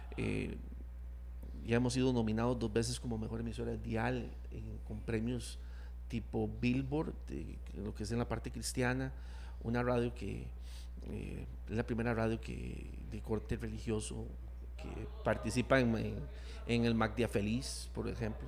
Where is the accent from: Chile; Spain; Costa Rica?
Costa Rica; Turrialba, Cartago; La radio cultural de Turrialba, donde yo nací